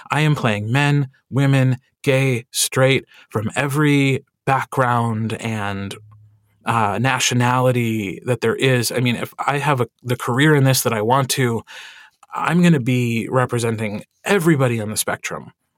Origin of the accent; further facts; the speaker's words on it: Wisconsin, United States; accent: Wisconsin; And also because I'm from Wisconsin, the first thing I had to do when I wanted to perform or sing was get rid of my own accent.